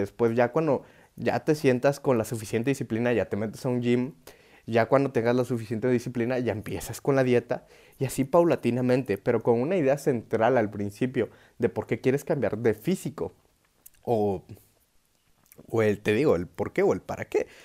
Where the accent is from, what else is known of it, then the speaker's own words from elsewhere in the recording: Oaxaca, Mexico; yo soy de Oaxaca